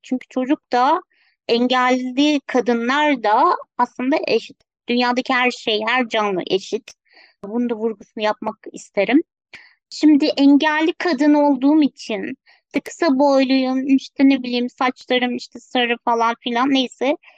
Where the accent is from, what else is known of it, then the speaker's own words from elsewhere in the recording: Ankara, Turkey; 1984 Ankara doğumluyum